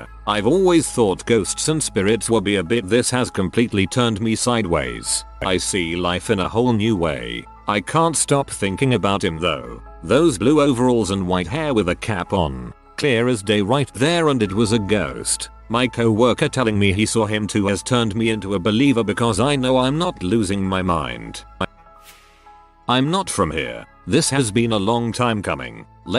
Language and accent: English; San Diego, California, United States; I was born in San Diego, and lived in a poorer suburb of San Diego as a child. I lived at an apartment complex called Lemonvine Apartments